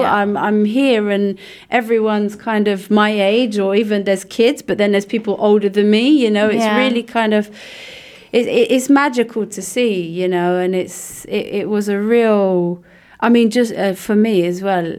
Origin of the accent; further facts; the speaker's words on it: Luxembourg; With my company, and then I'm from Luxembourg, and yeah. I had my roots here before I left.